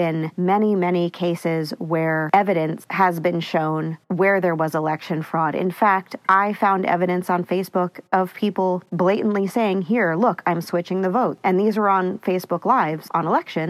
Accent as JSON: {"language": "English", "region": "Northeast", "country": "United States", "tie": "born or raised there", "said": "growing up in the Northeast"}